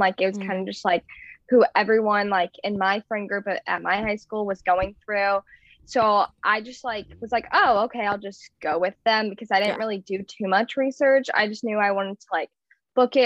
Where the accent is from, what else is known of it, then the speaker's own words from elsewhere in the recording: St. Louis, Missouri, United States; I'm from St. Louis.